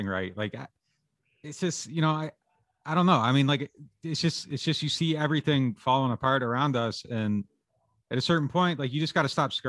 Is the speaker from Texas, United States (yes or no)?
no; Pennsylvania, United States; now in New Orleans, United States; I'm from Pennsylvania